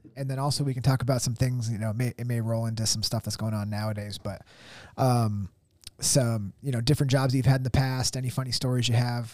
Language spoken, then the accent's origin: English; Tunkhannock, Pennsylvania, United States; Tunkhannock, like my, my hometown.